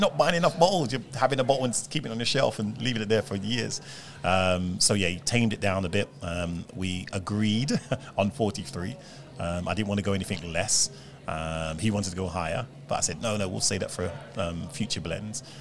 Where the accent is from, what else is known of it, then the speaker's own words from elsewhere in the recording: Jamaica; We're Jamaican